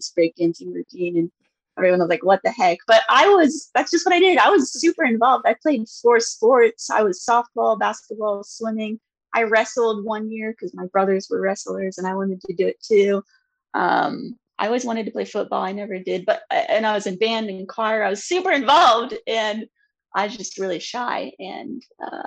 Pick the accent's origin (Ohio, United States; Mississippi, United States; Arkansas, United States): Ohio, United States; Lancaster; I grew up in Ohio